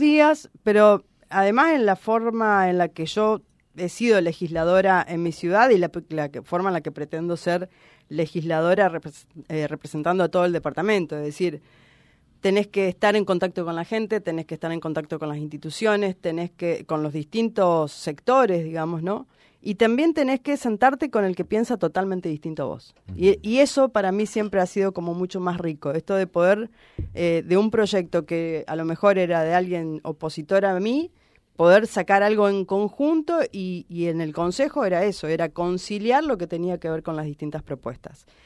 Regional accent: Reconquista, Santa Fe, Argentina; Reconquista es el, lugar donde yo nací, crecí, elegí para vivir toda mi vida

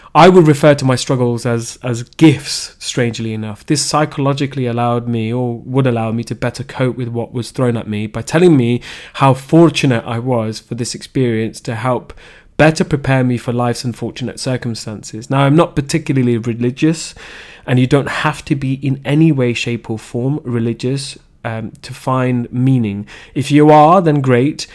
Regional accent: Leicester, East Midlands, United Kingdom; I was raised in Leicester, the Belgrave area to be specific

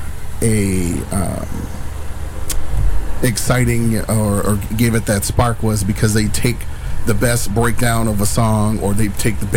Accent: Duluth, Minnesota, United States; also born or lived in Philippines; being a young kid in Duluth, and my cousins, I came back home from the Philippines

